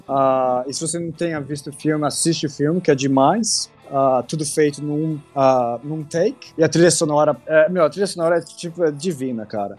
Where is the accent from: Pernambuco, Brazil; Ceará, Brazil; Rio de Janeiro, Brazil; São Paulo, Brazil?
São Paulo, Brazil; moved away as an adult; also born or lived in England; como é que é crescer em São Paulo